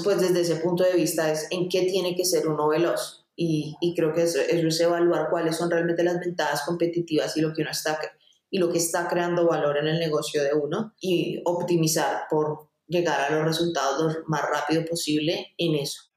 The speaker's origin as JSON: {"language": "Spanish", "country": "Colombia", "said": "acá en Colombia"}